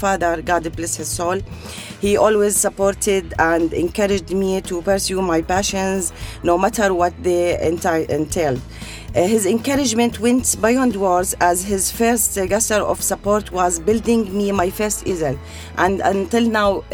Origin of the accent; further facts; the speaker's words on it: Tafilah, Tafilah Governorate, Jordan; moved away as an adult; now in United Arab Emirates; I was born and raised in Jordan, in the south of Jordan. My country name was Tafila